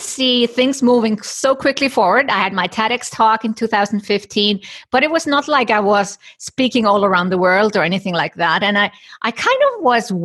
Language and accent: English; Iceland; I come from Iceland. And in Iceland, you know, people are forward thinking in gender equality